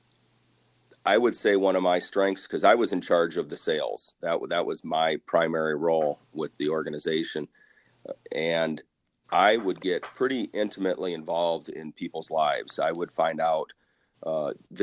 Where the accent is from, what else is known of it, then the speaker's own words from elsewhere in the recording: Dubuque, Iowa, United States; also born or lived in South Dakota; I grew up here in Dubuque area.